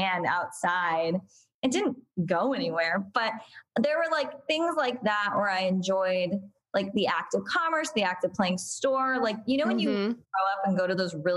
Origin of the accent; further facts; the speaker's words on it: Whittier, California, United States; I grew up in Whittier, California